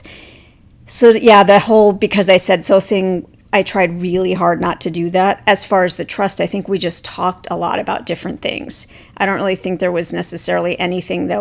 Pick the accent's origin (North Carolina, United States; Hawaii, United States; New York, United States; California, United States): Hawaii, United States; moved away as an adult; also born or lived in Arizona; I grew up in Hawaii and eventually moved from Hawaii to Arizona partway through college.